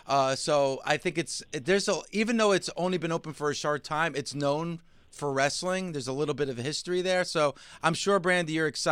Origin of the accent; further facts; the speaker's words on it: New Jersey, United States; everyone who listens to this show knows I'm from Jersey.